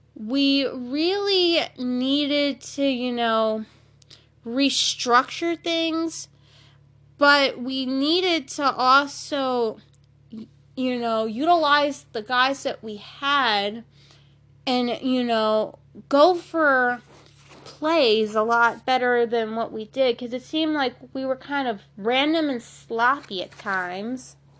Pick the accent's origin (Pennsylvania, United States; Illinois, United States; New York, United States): Pennsylvania, United States; Philadelphia; my hometown, the Philadelphia seventy-sixers